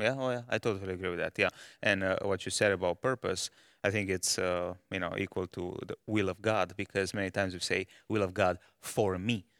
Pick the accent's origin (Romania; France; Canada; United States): Romania; moved away as an adult; now in Malawi; I was born in, uh, Romania